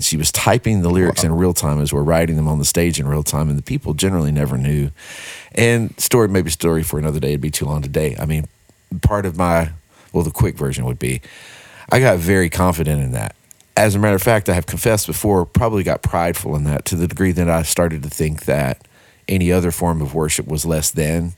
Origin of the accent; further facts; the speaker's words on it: Texarkana, Texas, United States; moved away as an adult; now in Nashville, United States; born and raised in Texarkana, Texas